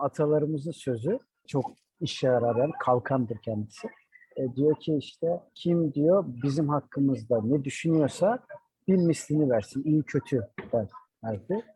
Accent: Adana, Turkey; also born or lived in Mersin; bizim memlekette Adana'da

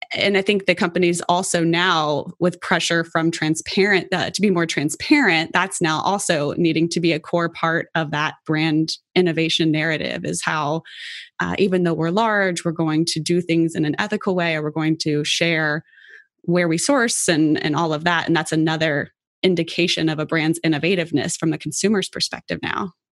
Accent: Cincinnati, Ohio, United States; I was born and raised in Cincinnati

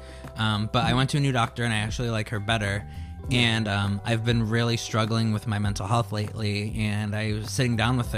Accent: Indiana, United States; moved away; I grew up in Indiana and I was gay and I had to escape

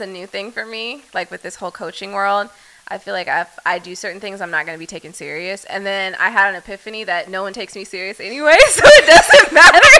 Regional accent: Dallas, Texas, United States; I'm from Dallas

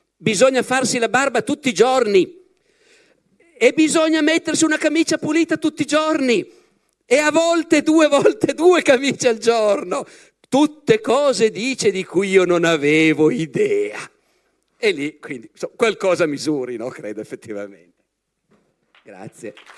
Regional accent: Piedmont, Italy; Io che sono piemontese, uno dei colpi più duri al mio orgoglio di piemontese

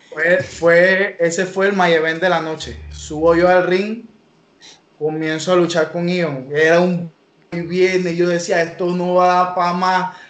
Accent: La Chorrera, Panamá Oeste, Panama; Yo vivo aquí en La Chorrera, por eso soy …, es lo que represento y es lo que soy

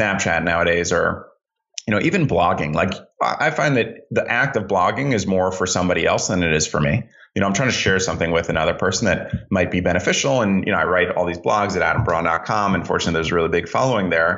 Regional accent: Greenwich, Connecticut, United States; I grew up in Greenwich, Connecticut. We moved there when I was four.

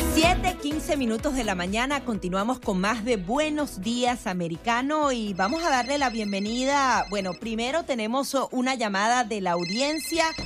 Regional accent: Venezuela; now in United States; Yo como venezolana he visto cómo los exiliados eh, nos dividimos

